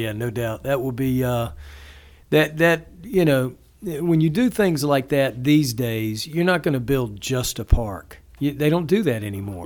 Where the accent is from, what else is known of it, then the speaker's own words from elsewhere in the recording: the South, United States; as a kid growing up in the South